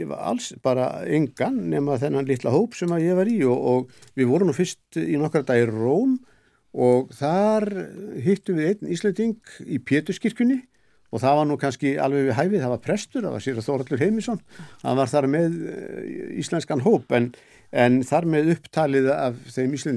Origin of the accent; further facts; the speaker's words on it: Iceland; sem að við með okkar íslensku áherslum göllum náttúrulega Kataníu